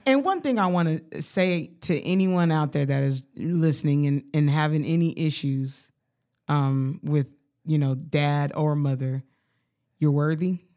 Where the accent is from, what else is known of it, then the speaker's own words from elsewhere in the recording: Colorado Springs, Colorado, United States; moved away; I grew up poor in Colorado